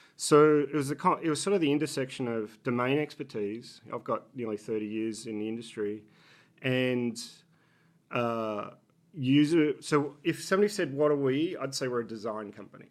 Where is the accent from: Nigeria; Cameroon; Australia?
Australia; accent: Australian; moved away as an adult; also born or lived in Boston, United States / Singapore; now in Philadelphia, United States; I'm Australian, if you pick up the accent